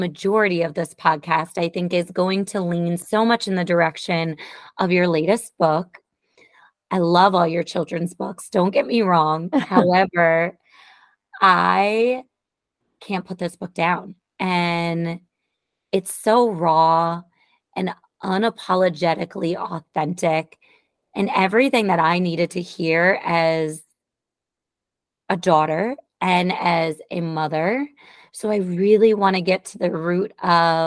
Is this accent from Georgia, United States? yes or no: no; New York, United States; my home state, New York.